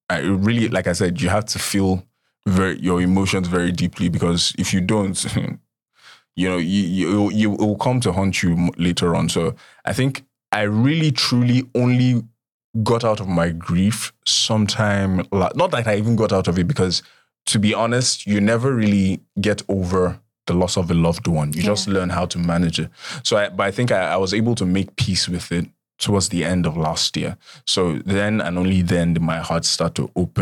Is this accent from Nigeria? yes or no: yes; Nigeria; as a Nigerian child